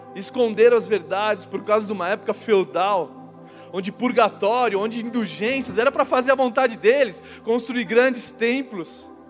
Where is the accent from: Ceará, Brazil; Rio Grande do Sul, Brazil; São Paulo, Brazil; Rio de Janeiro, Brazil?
São Paulo, Brazil; o bairro inteiro de São Paulo, onde eu nasci